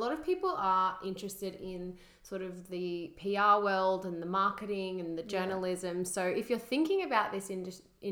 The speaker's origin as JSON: {"language": "English", "area": "Central Coast", "region": "New South Wales", "country": "Australia", "tie": "born or raised there", "said": "growing up on the Central Coast"}